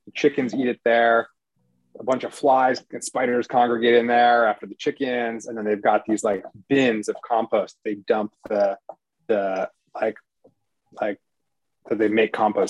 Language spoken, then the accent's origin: English; Wisconsin, United States; I grew up in Wisconsin